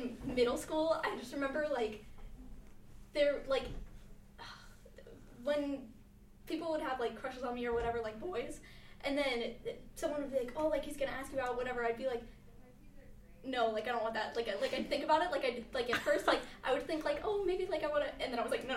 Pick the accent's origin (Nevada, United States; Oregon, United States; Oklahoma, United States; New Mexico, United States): Nevada, United States; Las Vegas; moved away as an adult; I'm from a small little town. You probably don't know it. It's called Las Vegas.